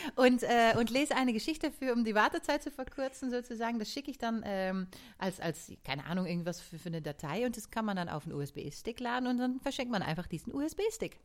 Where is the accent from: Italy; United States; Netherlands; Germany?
Netherlands; born or raised there; moved away